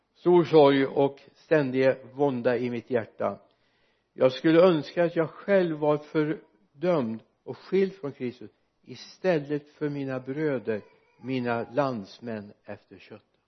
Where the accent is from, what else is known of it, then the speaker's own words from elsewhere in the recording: Mariestad, Västra Götaland, Sweden; hemma i Mariestad när jag växte upp